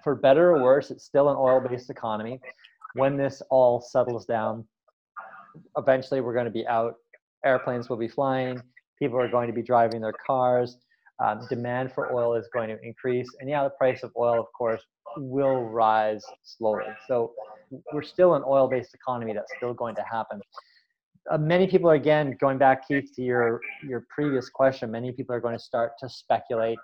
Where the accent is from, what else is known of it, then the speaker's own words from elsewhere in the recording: Canada; as a Canadian